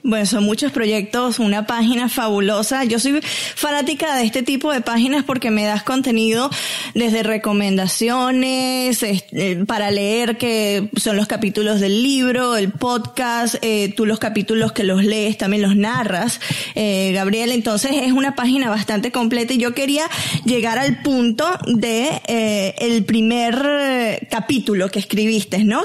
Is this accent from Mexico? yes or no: no; Venezuela; mi tierra